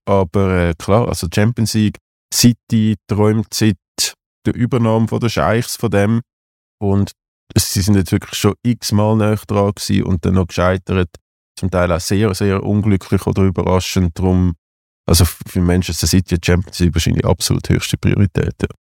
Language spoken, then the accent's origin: German; Zurich, Switzerland; ich natürlich als Zürcher